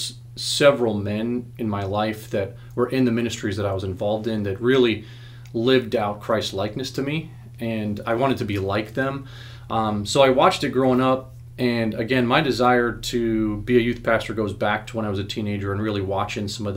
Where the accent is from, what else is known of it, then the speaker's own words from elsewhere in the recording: Arizona, United States; I was born in Arizona